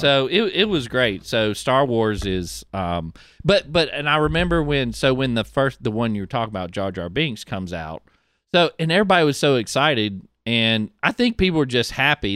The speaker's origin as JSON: {"language": "English", "town": "Pascagoula", "region": "Mississippi", "country": "United States", "tie": "born or raised there", "said": "I grew up in Pascagoula"}